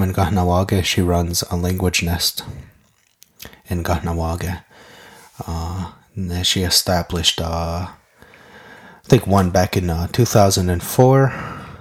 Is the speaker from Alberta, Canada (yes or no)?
no; Kahnawake, Quebec, Canada; first language Mohawk; English is a second language; I'm from Ganawage